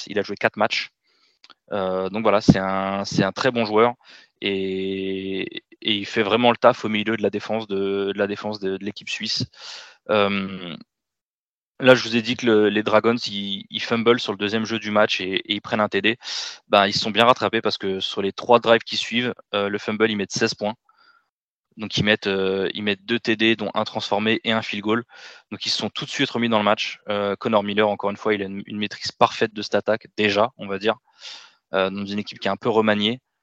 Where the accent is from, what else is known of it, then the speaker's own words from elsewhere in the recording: France; en tant que Français